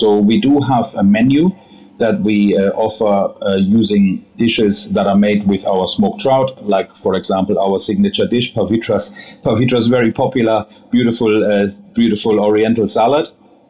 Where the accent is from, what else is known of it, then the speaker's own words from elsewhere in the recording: Hanover, Lower Saxony, Germany; also born or lived in Bavaria; So I grew up in Germany, in a town called Hanover, in North Germany. And that's where I had also my training.